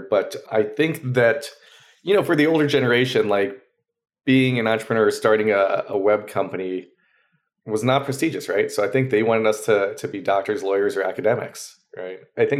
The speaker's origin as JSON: {"language": "English", "region": "Maryland", "country": "United States", "tie": "born or raised there", "said": "we're growing up in Maryland. There's not, okay, you know, a big VC scene there."}